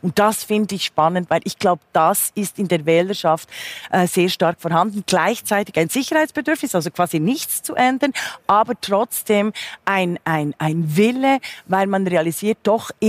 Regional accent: Switzerland; now in Germany; da bin ich natürlich meiner Heimat auch geschuldet, finde ich sehr zukunfts trächtig, weil man gerade an der Schweiz beispielsweise sieht

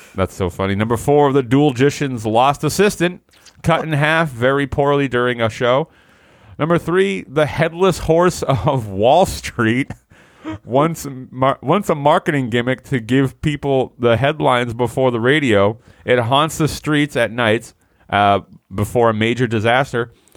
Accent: United States; I'm such an American.

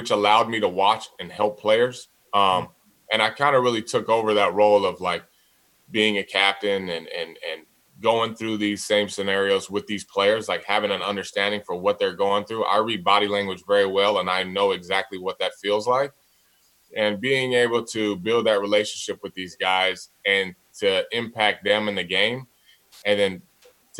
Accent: San Diego, California, United States; I'm from San Diego, born and raised here.

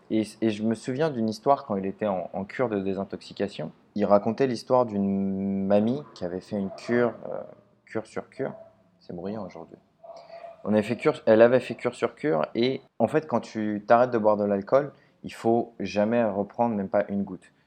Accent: Paris, Île-de-France, France; je suis de Paris

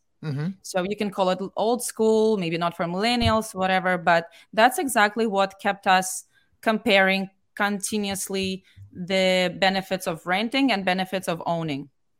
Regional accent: Moscow, Russia; because we came from Moscow and it's like many million people, very large city, right?

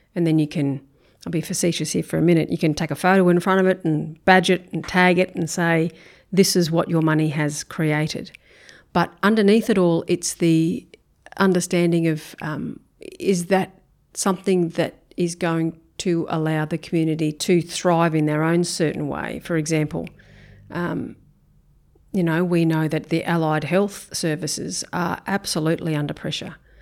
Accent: Brisbane, Queensland, Australia; moved away as an adult; now in Townsville, Australia; I grew up in Brisbane, um, northern suburbs of Brisbane

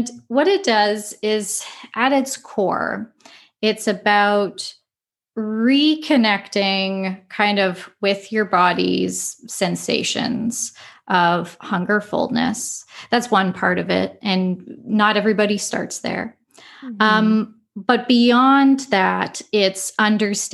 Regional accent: Winnipeg, Manitoba, Canada; moved away as an adult; now in Ottawa, Canada; I was like born and raised in Winnipeg

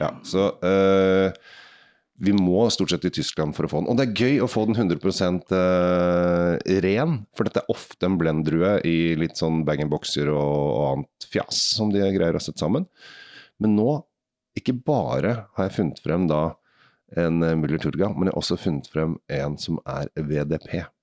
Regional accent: Norway; vi som nordmenn

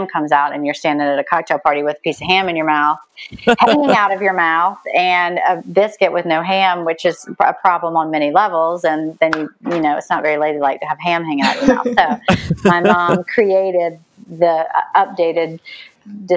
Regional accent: the South, United States; accent: Southern; also born or lived in New York; my Southern accent

